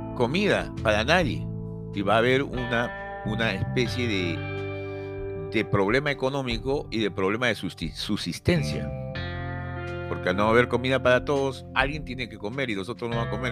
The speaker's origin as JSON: {"language": "Spanish", "country": "Peru", "said": "a nosotros como peruanos"}